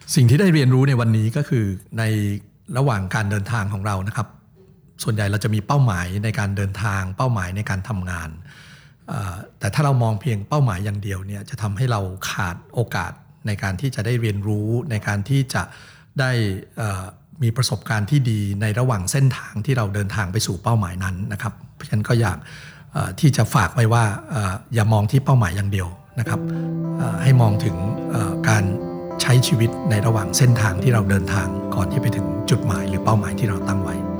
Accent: Bangkok, Thailand; also born or lived in Chiang Mai; ก็มาจากกรุงเทพ

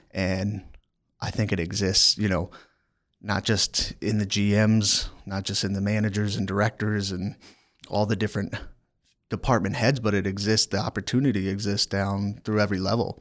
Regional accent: near Annapolis, Maryland, United States; moved away; also born or lived in Washington, D.C. / Virginia; I grew up in the state of Maryland in a small town outside of Annapolis, Maryland

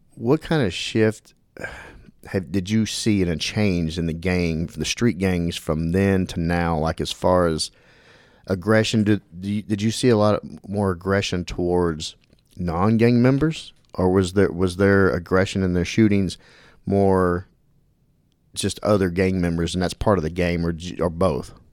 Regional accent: Dallas, Texas, United States; I grew up in Dallas

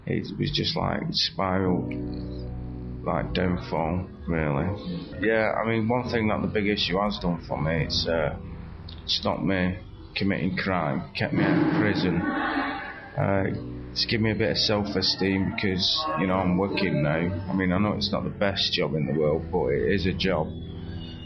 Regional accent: Radcliffe, North West England, United Kingdom; also born or lived in Birmingham / Leeds; now in Manchester, United Kingdom; I'm originally from Radcliffe, but now I'm homeless on the streets of Manchester

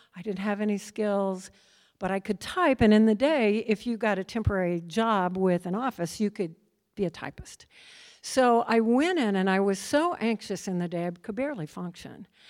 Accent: Midwest, United States; also born or lived in Minnesota; I grew up in the Midwest

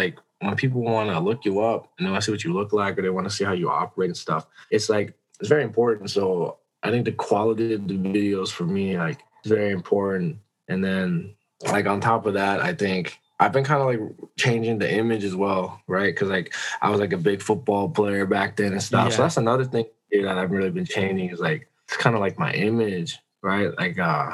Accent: United States; now in Vancouver, Canada; I am an American.

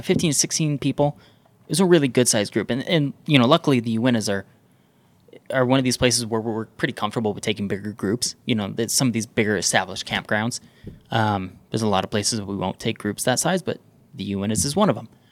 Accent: Southern Utah, United States; I grew up in Southern Utah

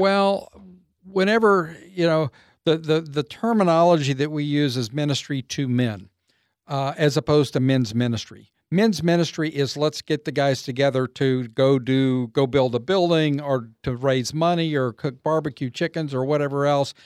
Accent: Waco, Texas, United States; also born or lived in Austin, Texas; I was raised up in Waco, um, so I grew up here in Central Texas

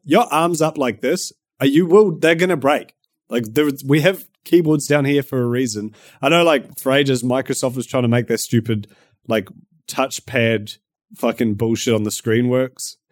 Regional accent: New Zealand; accent: Kiwi; My Kiwi accent

